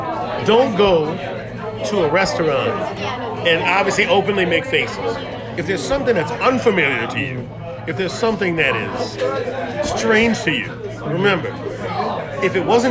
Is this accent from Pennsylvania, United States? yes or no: no; New Orleans, Louisiana, United States; moved away as an adult; now in Osaka, Japan; I'm from New Orleans, Louisiana.